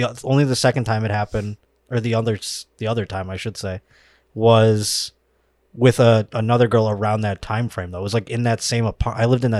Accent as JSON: {"language": "English", "town": "Buffalo", "region": "New York", "country": "United States", "tie": "born or raised there", "moved": "yes", "said": "I'm from Buffalo, New York originally."}